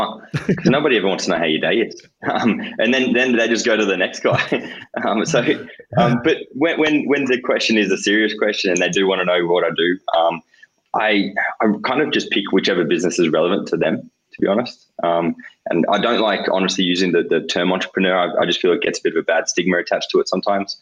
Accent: Yass, New South Wales, Australia; I grew up in Yass, small country town, kind of 4,000 people.

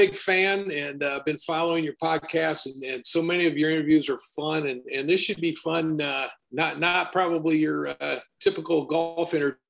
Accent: Warsaw, Indiana, United States; And an area where I grew up, and I was eager to leave Indiana.

